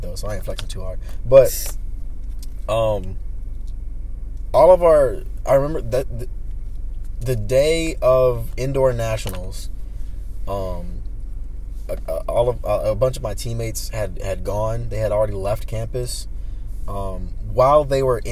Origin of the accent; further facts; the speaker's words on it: United States; as an American